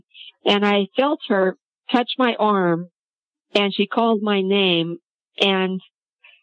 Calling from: Courtdale, Pennsylvania, United States; I'm calling from Courtdale, Pennsylvania.

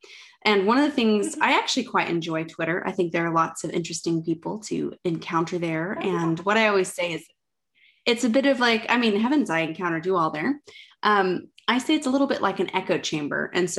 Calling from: Oxford, South East England, United Kingdom; I am Zooming in from my flat in Oxford.

